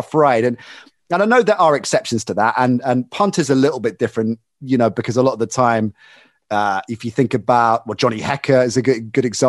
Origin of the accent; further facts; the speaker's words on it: England, United Kingdom; being a kid growing up in England